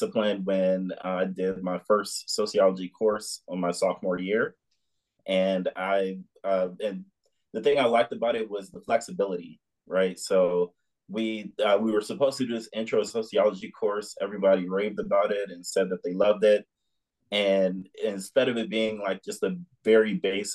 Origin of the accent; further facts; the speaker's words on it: Upper Marlboro, Maryland, United States; I grew up in the Washington, D.C. metropolitan area. I'm originally from up Marlboro, Maryland